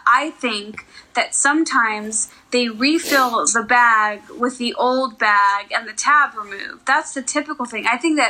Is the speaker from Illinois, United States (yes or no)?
yes; Illinois, United States; now in Los Angeles, United States; the town next to where I grew up in Illinois